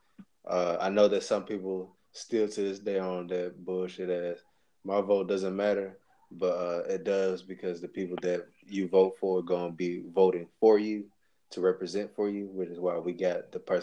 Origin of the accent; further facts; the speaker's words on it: Georgia, United States; We're black Georgia dudes